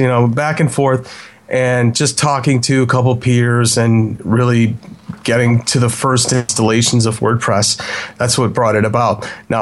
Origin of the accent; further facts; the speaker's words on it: Chicago, Illinois, United States; I am from Chicago.